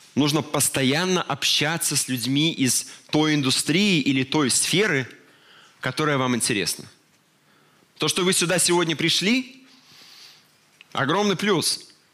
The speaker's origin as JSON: {"language": "Russian", "country": "Belarus", "said": "мы, белорусы"}